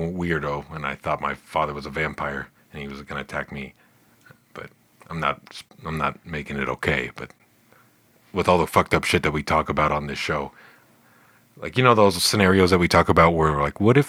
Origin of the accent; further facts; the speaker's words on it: California, United States; my home state, yeah. California